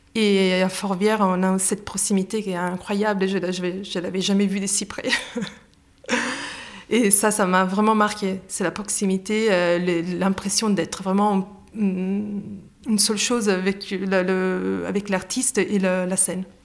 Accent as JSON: {"language": "French", "country": "Italy", "also_born_or_lived": "England", "second_language": "French", "moved": "as an adult", "lives_now": "Lyon, France", "said": "Je suis italienne, donc euh, ça fait désormais plus de dix ans que j'habite à Lyon, entre Lyon et l'Angleterre"}